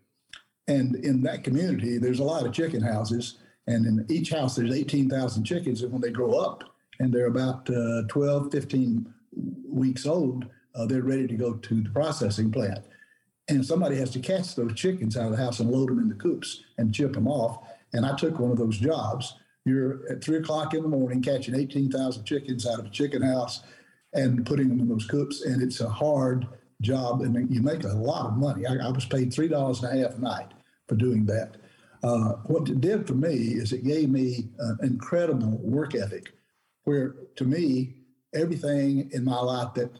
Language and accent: English; Hiram, Georgia, United States; I grew up in a little country town called Hiram, Georgia